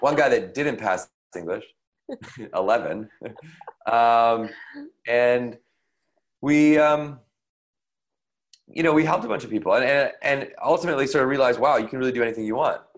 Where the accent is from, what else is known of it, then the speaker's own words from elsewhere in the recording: Victoria, British Columbia, Canada; in the neighborhood in Victoria, BC, where I grew up in Canada.